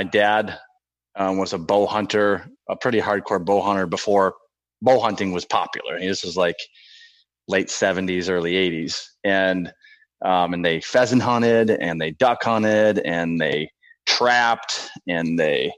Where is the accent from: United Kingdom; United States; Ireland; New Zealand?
United States; La Crescent, Minnesota; I live in La Crescent, Minnesota, which is the southeast corner of Minnesota